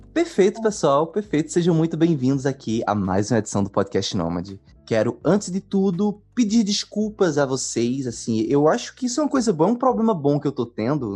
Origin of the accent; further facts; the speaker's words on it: Pernambuco, Brazil; sou de Pernambuco